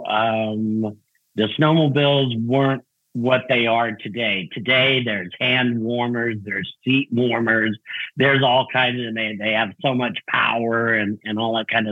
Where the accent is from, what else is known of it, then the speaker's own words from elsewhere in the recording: Albuquerque, New Mexico, United States; I'm originally from Albuquerque, New Mexico. That's where I was born and raised